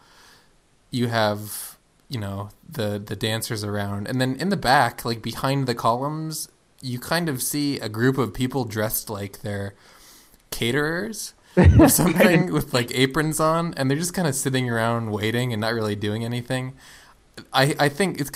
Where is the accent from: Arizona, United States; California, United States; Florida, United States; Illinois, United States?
Florida, United States; South; Doug and I grew up in South Florida, which had one of the only Blockbuster Musics